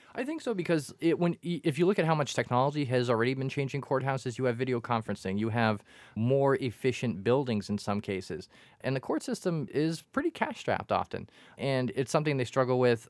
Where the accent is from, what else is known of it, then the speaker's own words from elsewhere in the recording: Quincy, Massachusetts, United States; I grew up in Quincy and the Quincy courthouse